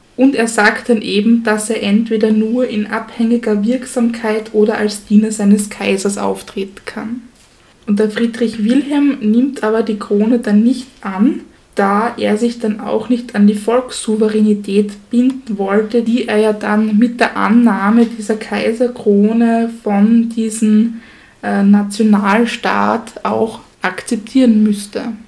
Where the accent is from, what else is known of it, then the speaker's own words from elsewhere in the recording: Styria, Austria; wir als Steirer